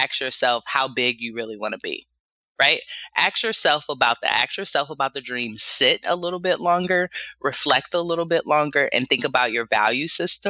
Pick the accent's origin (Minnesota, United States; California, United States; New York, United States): California, United States; Los Angeles; now in Bay Area, United States; I grew up in South Central LA in the hood